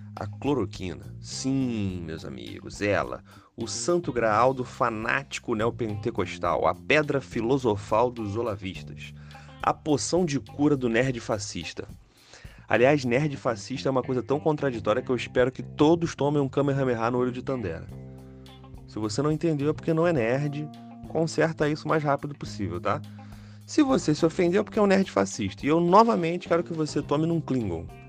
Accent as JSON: {"language": "Portuguese", "region": "Rio de Janeiro", "country": "Brazil", "said": "eu sou carioca"}